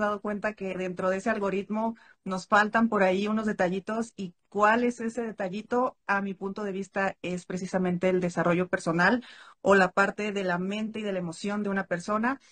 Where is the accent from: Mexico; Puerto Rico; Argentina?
Mexico; soy mexicana